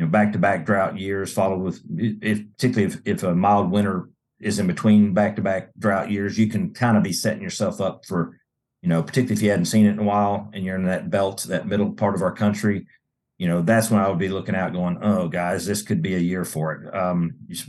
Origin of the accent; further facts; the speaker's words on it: Georgia, United States; My home state of Georgia